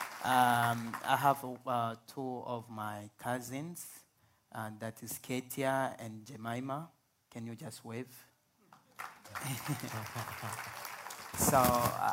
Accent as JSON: {"language": "English", "country": "DR Congo", "also_born_or_lived": "Uganda", "second_language": "English", "moved": "as an adult", "lives_now": "Columbus, United States", "said": "I'm coming from Africa, actually in the Central Africa. My country is called Congo, the Republic Democratic of Congo"}